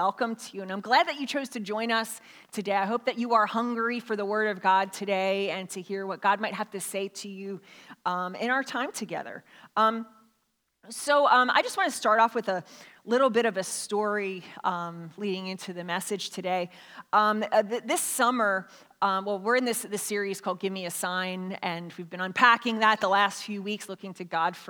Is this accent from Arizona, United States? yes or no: no; Philadelphia, Pennsylvania, United States; I grew up in Philadelphia